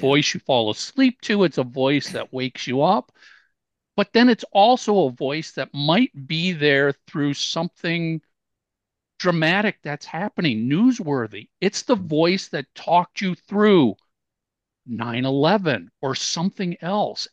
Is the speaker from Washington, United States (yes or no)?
no; Minneapolis, Minnesota, United States; I grew up in Minneapolis